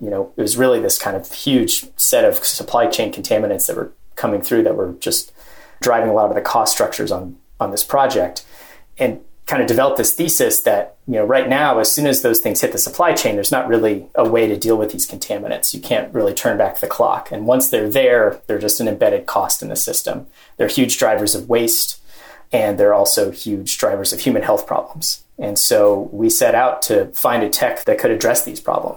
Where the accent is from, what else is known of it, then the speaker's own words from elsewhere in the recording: Gettysburg, Pennsylvania, United States; moved away as an adult; also born or lived in Middle East / sub-Saharan Africa; I grew up in Gettysburg, Pennsylvania